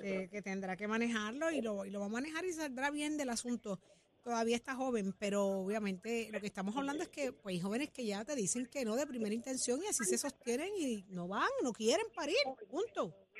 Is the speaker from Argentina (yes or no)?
no; Jayuya, Puerto Rico; Yo que soy de Jayuya